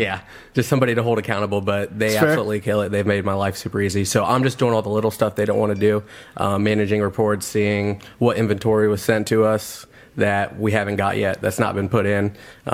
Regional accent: Wapakoneta, Ohio, United States; also born or lived in Columbus, Ohio; Walpock born and raised. Graduated in 2014.

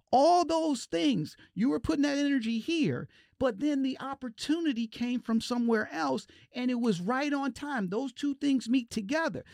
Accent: Detroit, Michigan, United States; I'm from Detroit

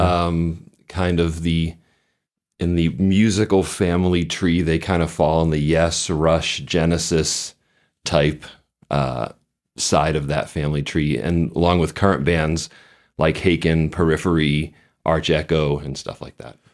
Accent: Boston, Massachusetts, United States; I grew up just outside of Boston

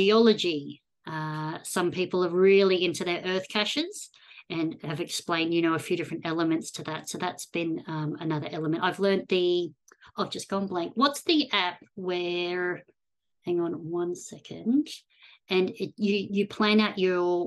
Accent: Australia; growing up in Australia

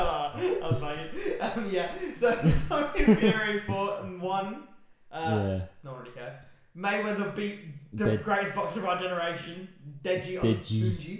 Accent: Birmingham, West Midlands, United Kingdom; from Birmingham.

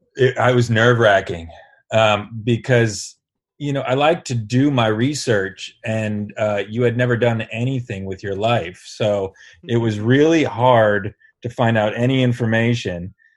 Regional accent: Sayreville, New Jersey, United States; my hometown

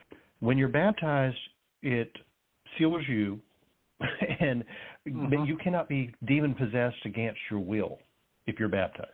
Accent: Boone, North Carolina, United States; I grew up in Boone, North Carolina

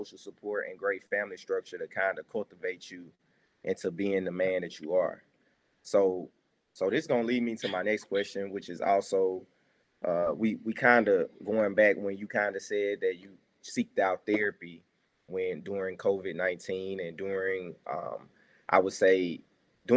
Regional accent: Jackson, United States; I'm from Jackson And, you know, I live back in the metro area

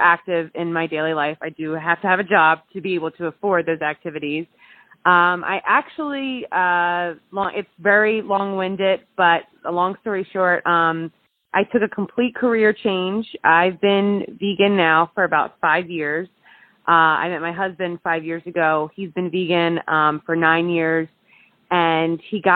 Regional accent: Jersey Shore, New Jersey, United States; also born or lived in Pennsylvania; now in Los Angeles, United States; I am originally from the Jersey Shore, but I went to school in Pennsylvania

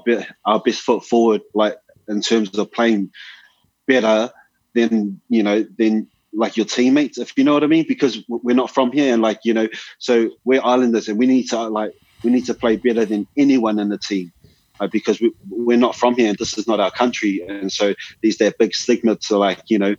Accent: New Zealand; I'm not from here. This is not where I'm from. Like, I'm from, like, you know, I'm from New Zealand. So I'm going to come bring my New Zealand style here.

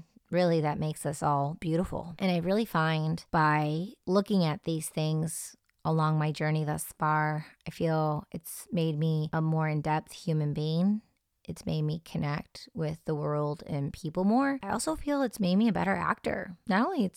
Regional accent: suburban Detroit area, Michigan, United States; I'm someone who was raised in a more suburban atmosphere, and I was taught to stay away from certain scenes, but then I would go to Detroit and hang out in very raw, real atmospheres. Growing up in the Detroit electronic music scene

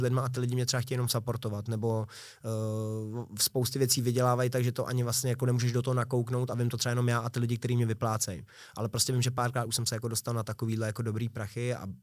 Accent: Prague, Czechia; Já jsem se narodil na Bulovce v Libni a žil, žil jsem vlastně skoro celý dětství v Libni

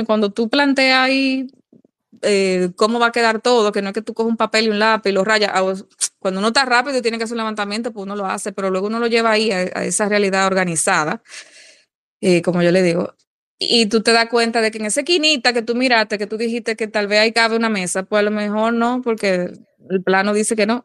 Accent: Dominican Republic; uno mismo como dominicano

